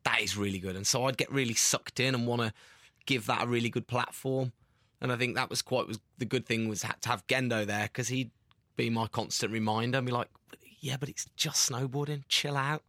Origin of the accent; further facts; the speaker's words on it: Tamworth, West Midlands, United Kingdom; we're from Tamworth